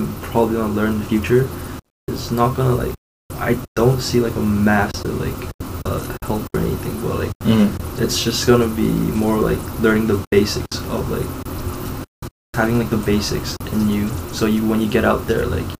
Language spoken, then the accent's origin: English; Hong Kong; also born or lived in British Columbia; now in Canada; because I'm from Hong Kong, like, coming here, like, originally, like, I am, like, kind of, like, from BC as well